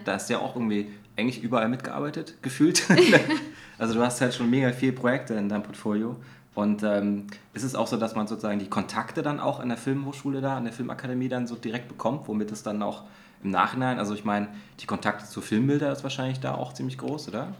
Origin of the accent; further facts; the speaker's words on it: Dresden, Saxony, Germany; bei uns in Dresden an der Kunsthochschule